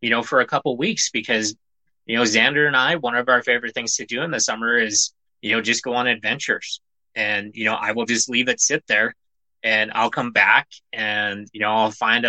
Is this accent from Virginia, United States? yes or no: no; Montana, United States; I'm a nobody from Montana